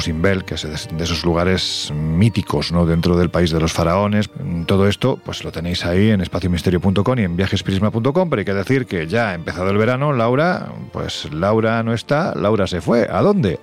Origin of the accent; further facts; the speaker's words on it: Jaén, Andalusia, Spain; a mi mi tierra, a Jaén